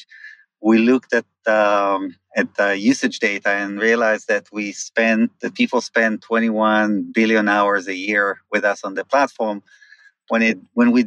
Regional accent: Israel; moved away as an adult; I grew up in Israel, moved here about 21 years ago with my previous company

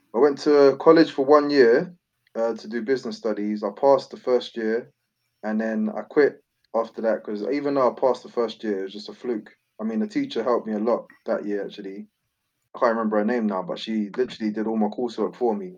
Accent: London, United Kingdom; also born or lived in Tulse Hill; I was born in Brixton, and then um, I lived in between Brixton and Tulse Hill, uh, my childhood

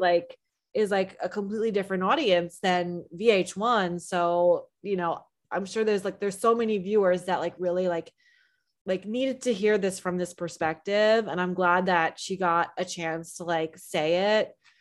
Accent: New Jersey, United States; I'm from New Jersey

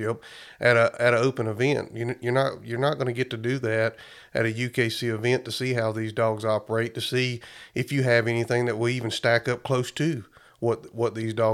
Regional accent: Ashford, Alabama, United States; moved away; I'm from Alabama originally, like we talked before, in Ashford, Alabama

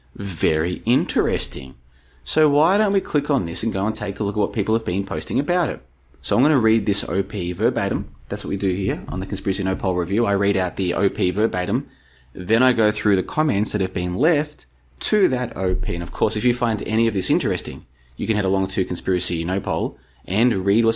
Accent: Melbourne, Victoria, Australia; moved away as an adult; also born or lived in Brisbane, Australia / Estonia; now in Plovdiv, Bulgaria; I moved away from Melbourne back in 2011. I've been back to visit a couple times, but even though I grew up there, I moved away a long time ago

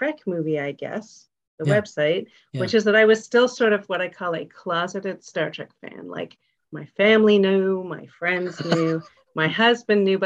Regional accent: Toronto, Ontario, Canada; I grew up in Toronto

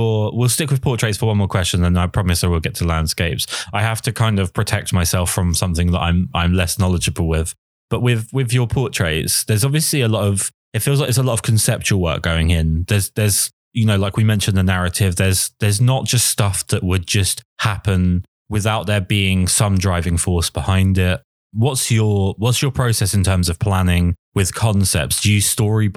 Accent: England, United Kingdom; I'm English

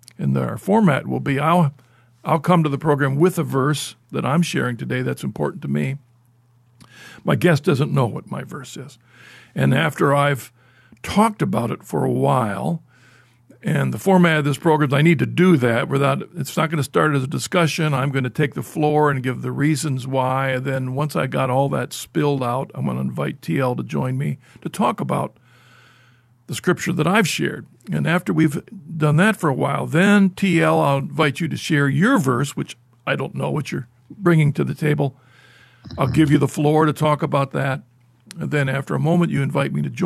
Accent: Ohio, United States; I'm usually within the boundaries of Ohio most of my life

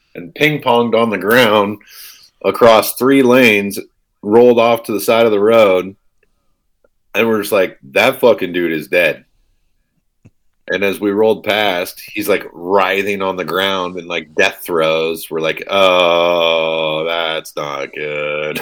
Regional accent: East Bay, Bay Area, California, United States; I grew up in the Bay Area in the East Bay

